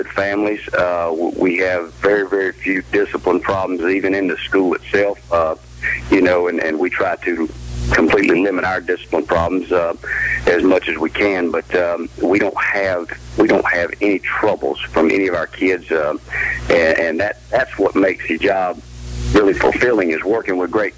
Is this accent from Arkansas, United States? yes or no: no; Augusta, Georgia, United States; moved away as an adult; now in Effingham County, United States; I grew up in the Augusta area, Martinez, Evans